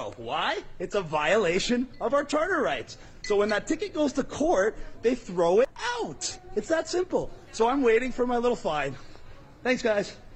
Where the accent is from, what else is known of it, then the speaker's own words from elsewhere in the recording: Canada; I'm also a Canadian citizen